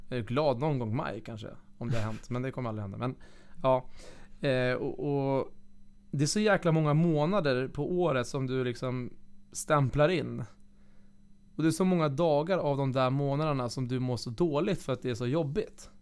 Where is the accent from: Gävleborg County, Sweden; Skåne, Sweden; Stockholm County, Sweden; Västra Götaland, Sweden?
Stockholm County, Sweden; Flemingsberg; moved away; also born or lived in Kalix / Piteå; jag ska börja spela hockey hemma i Flemingsberg, division 4.